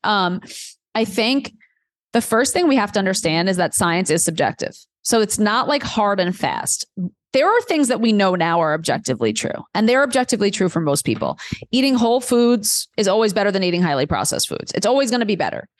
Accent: New York City, New York, United States; moved away as an adult; also born or lived in Delaware; I grew up in Queens, New York, like really diverse, amazing place for a million reasons.

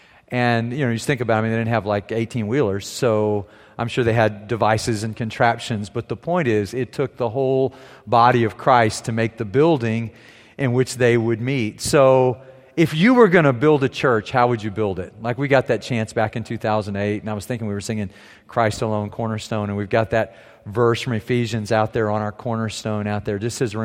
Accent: Germany; Growing up in Germany, I was in little villages, I was in medium-sized towns, I was in big cities, and they all have those.

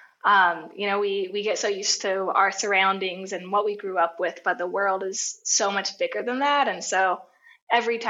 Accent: Arkansas, United States; moved away as an adult; also born or lived in Mexico; I'm from Arkansas in the United States

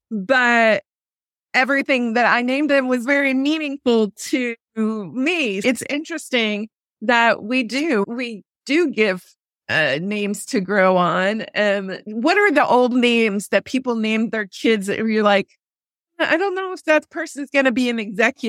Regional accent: United Kingdom; I have to have tea hot. I'm sorry. We are too British in our house.

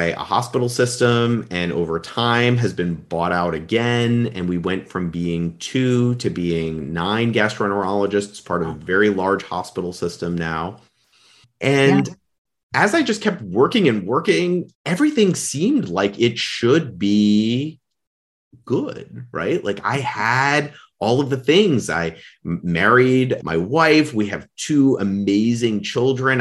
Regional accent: New York, United States; I was born and raised in New York, did a college and medical school there.

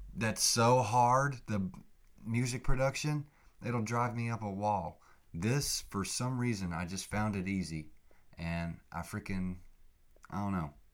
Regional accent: Oklahoma, United States; I grew up in Oklahoma.

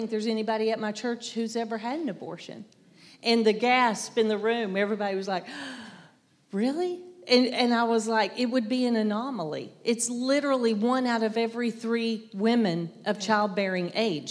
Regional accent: the South, United States; I'm from the South. I don't hear my accent, but everybody says I have one

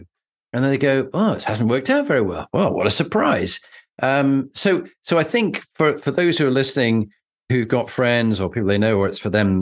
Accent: Yorkshire and the Humber, United Kingdom; as a Yorkshireman

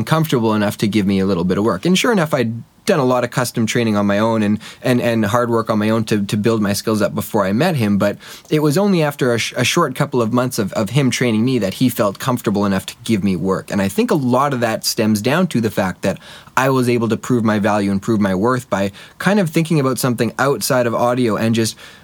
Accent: Winnipeg, Manitoba, Canada; also born or lived in Halifax; I grew up in Winnipeg

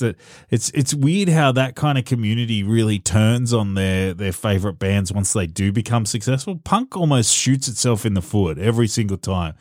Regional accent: Australia; as an Australian

